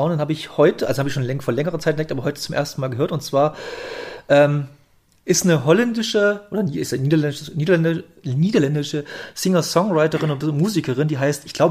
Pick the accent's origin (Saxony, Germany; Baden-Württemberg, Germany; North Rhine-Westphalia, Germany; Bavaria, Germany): Saxony, Germany; Bautzen; Ich wohne ja, ich komme ja aus Bautzen, meine Ausbildung war zu Ende und dann habe ich, ich habe immer schon ein bisschen in Leipzig gewohnt, da bin ich mal in Leipzig gezogen.